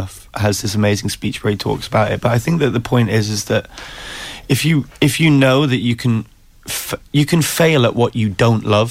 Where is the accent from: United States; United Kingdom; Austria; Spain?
United Kingdom; Newcastle upon Tyne, North East England; I'm from Newcastle originally, is where I grew up